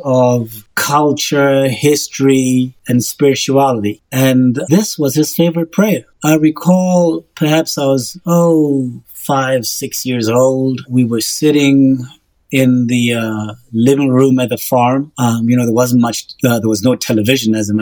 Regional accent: Botswana; moved away as an adult; now in Oklahoma, United States; I grew up in Botswana

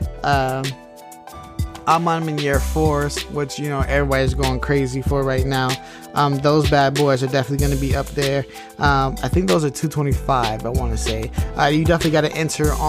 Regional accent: the Bay Area, California, United States; I'm from the Bay

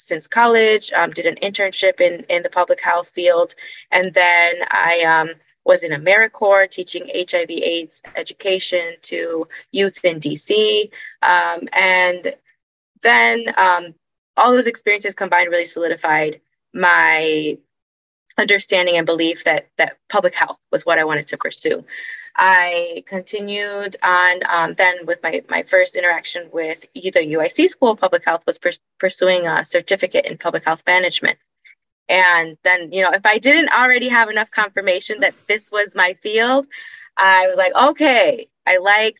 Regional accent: Honduras; moved away as an adult; now in United States; I was born and raised in Honduras and Honduras, and came to the United States for college

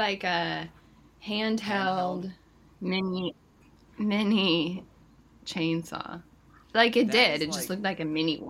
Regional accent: Kentucky, United States; moved away; If I tell people I'm from Kentucky here

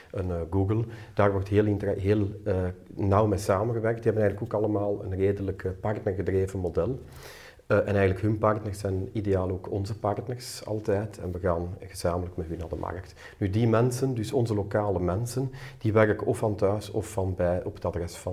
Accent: United States; Ik ben een Amerikaan, alles is heel goed maar ja, totdat je komt en dan blijkt het toch allemaal niet altijd zo goed te zijn.

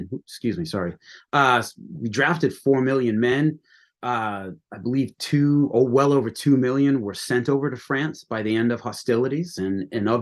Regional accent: United States

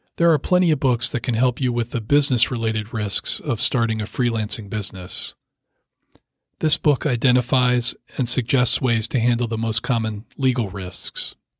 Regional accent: Rockville, Maryland, United States; I grew up in Rockville, Maryland, just a short drive from the Potomac River.

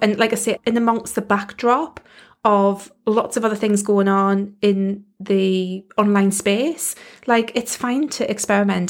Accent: United Kingdom; accent: British; I am in the U K

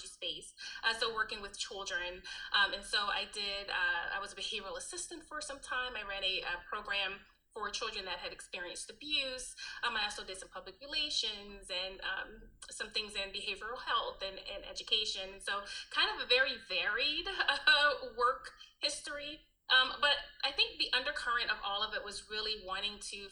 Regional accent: Alabama, United States; moved away as an adult; also born or lived in New Jersey; I was born in New Jersey. I'm raised in Alabama. And then came back to New Jersey

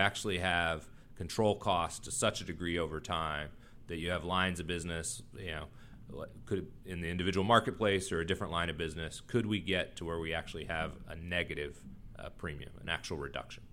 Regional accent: Texas, United States; also born or lived in Washington, D.C.; now in North Carolina, United States; I grew up in Texas

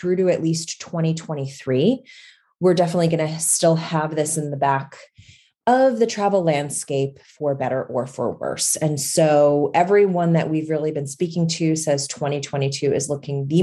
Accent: United States; as an American traveler

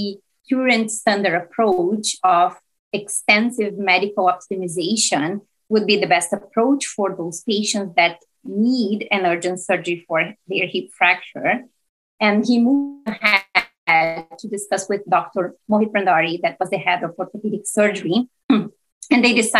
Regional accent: Brazil; moved away as an adult; now in Hamilton, Canada; I'm originally from Brazil. And I did all my training there in medicine and general internal medicine.

